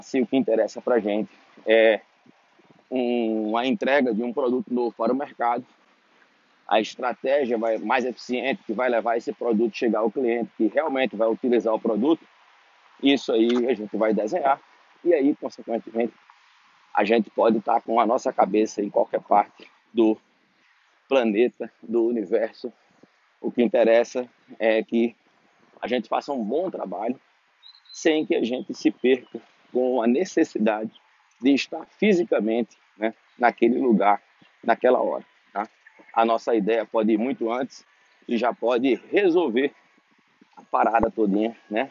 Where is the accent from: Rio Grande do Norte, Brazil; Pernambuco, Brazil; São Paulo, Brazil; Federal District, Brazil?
Rio Grande do Norte, Brazil; Natal; moved away as an adult; now in Brasília, Brazil; na minha cidade natal, que por acaso se chama Natal, no Rio Grande do Norte, e eu vim para Brasília